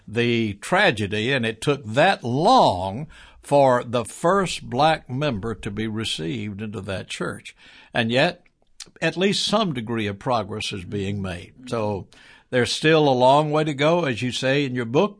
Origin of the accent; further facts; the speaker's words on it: Birmingham, Alabama, United States; also born or lived in Huntsville, Alabama; I was born here in Birmingham, uh, many years ago. Grew up here most